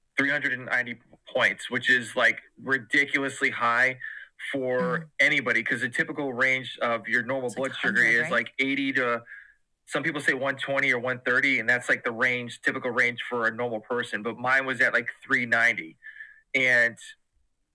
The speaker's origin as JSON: {"language": "English", "region": "Massachusetts", "country": "United States", "moved": "as an adult", "lives_now": "Georgia, United States", "said": "I am originally from Massachusetts and my wife is from Georgia. And so when we got married, she got a position back in Georgia. So we moved down south"}